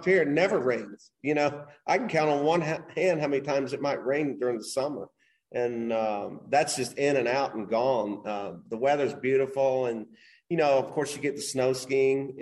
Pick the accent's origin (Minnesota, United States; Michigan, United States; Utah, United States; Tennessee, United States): Tennessee, United States; Knoxville; moved away as an adult; also born or lived in Hilton Head, South Carolina / West Palm Beach, Florida / Houston, Texas; now in Incline Village, United States; I grew up in Tennessee, Knoxville, Tennessee.